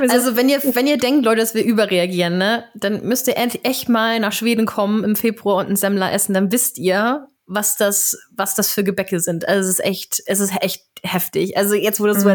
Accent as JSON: {"language": "German", "town": "Flensburg", "region": "Schleswig-Holstein", "country": "Germany", "said": "ich komme aus Flensburg"}